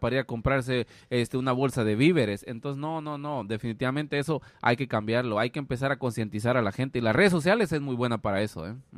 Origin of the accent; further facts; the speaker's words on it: Guatemala; moved away; nosotros como guatemaltecos, o sea, por lo menos cuando estamos en Guatemala